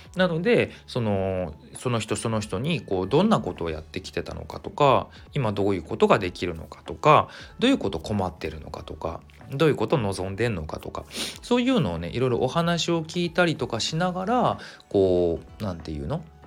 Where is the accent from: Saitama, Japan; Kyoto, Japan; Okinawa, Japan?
Saitama, Japan; Kawagoe; 地元が埼玉の川越なんですよ。